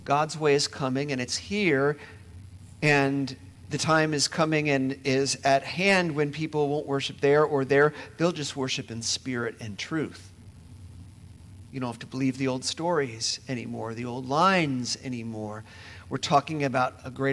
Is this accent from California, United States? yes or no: no; Indiana, United States; moved away; I'm from Indiana